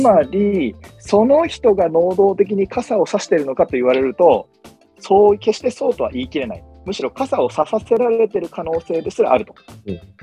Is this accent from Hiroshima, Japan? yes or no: no; Sendai, Miyagi, Japan; moved away as an adult; now in Tokyo, Japan; 僕は宮城県仙台市出身の